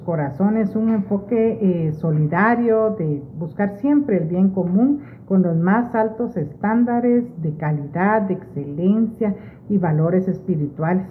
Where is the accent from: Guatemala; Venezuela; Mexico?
Guatemala; Los guatemaltecos